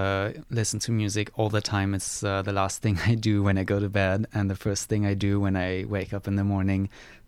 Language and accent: English; Germany; now in Cortes Island, Canada; I'm actually an international student from Germany.